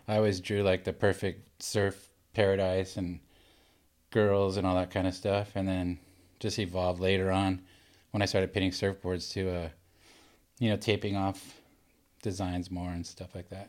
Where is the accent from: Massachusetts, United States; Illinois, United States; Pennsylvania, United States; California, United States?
California, United States; Laguna Beach; I grew up in Laguna Beach.